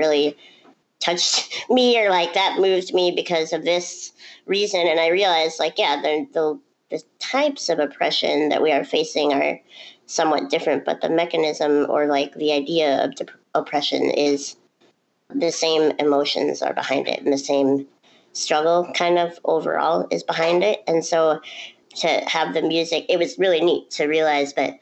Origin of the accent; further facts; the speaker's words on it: Duluth, Minnesota, United States; transferred home to my hometown in Duluth, Minnesota